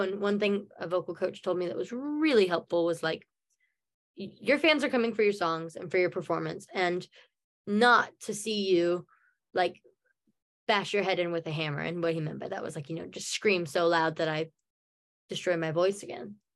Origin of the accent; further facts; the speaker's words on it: Norman, Oklahoma, United States; accent: American; my hometown norman